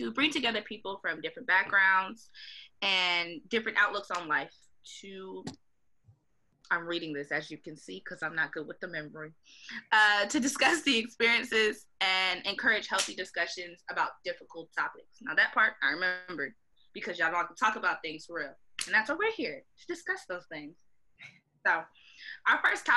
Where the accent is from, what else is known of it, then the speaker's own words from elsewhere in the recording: Gastonia, North Carolina, United States; moved away; also born or lived in West Palm Beach, Florida; from Gastonia, North Carolina, by way of West Palm Beach, Florida.